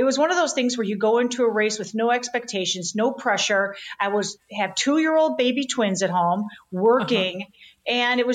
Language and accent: English; Chicago, Illinois, United States; I'm born and raised in Chicago